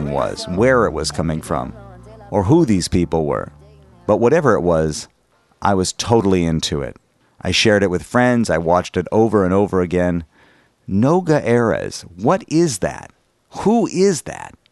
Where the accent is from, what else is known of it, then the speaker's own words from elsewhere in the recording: United States; as an American Jew